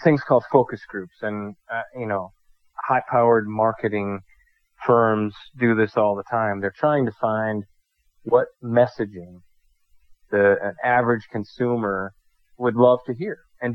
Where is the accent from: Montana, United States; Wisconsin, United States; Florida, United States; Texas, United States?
Wisconsin, United States; now in North Dakota, United States; here in North Dakota, it's not where I'm from Wisconsin